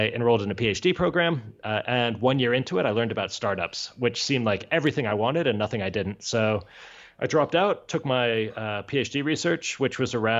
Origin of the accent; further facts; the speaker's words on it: near Miami, Florida, United States; accent: American; also born or lived in Georgia; now in Barcelona, Spain; I grew up near Miami